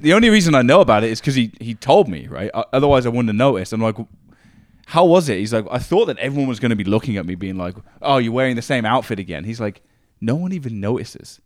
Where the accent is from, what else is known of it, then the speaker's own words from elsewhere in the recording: Northampton, East Midlands, United Kingdom; moved away as an adult; now in Canada; I grew up in a hometown called Northampton in England